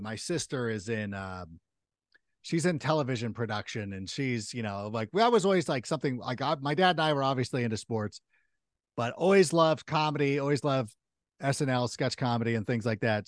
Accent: Southern California, United States; also born or lived in Chicago, Illinois; I was a local kid out here in Southern California, grew up out here

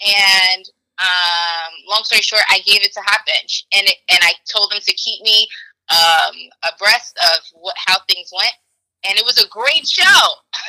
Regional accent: New York City, New York, United States; Sorry, but like, I'm a New Yorker, you know.

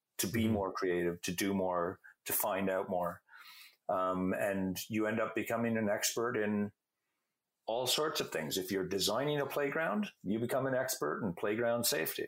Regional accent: Canada; I'm a Canadian

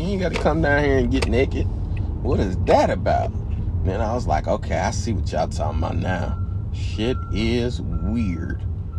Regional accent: United States; accent: Indiana and Georgia mix; my accent's a little bit of Indiana and a little bit of Georgia, I think, mixed together.

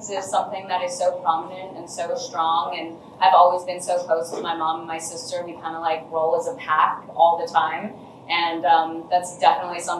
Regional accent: United States; I was definitely raised very American

